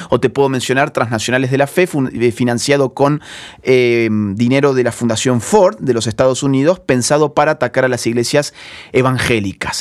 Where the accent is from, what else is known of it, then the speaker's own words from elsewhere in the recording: Argentina; como decimos en, Argentina